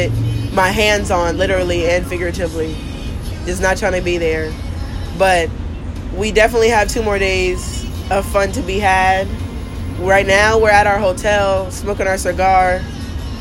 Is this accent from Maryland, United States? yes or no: no; Texas, United States; We're from Texas